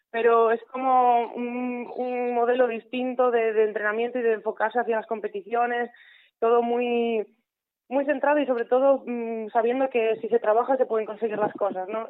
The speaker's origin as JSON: {"language": "Spanish", "town": "Mugardos", "region": "Galicia", "country": "Spain", "said": "mi pueblo, Mugardos"}